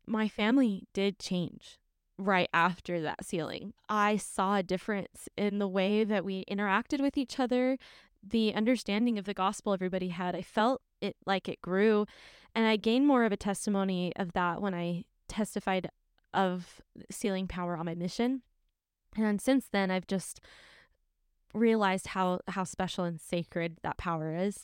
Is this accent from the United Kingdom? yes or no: no; St. George, Utah, United States; I'm from Saint George